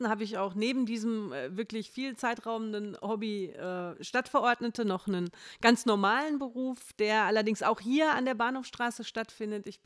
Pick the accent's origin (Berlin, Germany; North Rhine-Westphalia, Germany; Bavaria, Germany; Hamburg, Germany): North Rhine-Westphalia, Germany; Hattingen; bin verheiratet, habe zwei Kinder und bin geboren und aufgewachsen auch schon in Hattingen